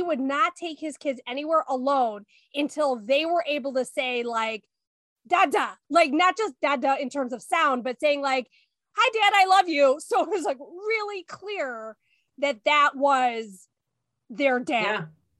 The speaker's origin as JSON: {"language": "English", "country": "India", "said": "So I am Indian. My husband is white, Northern European, and our daughter looks significantly like him."}